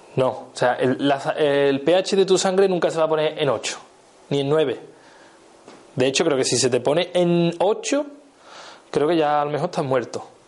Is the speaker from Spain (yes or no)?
yes; Seville, Andalusia, Spain; soy de Sevilla, a mí la, C me, cuesta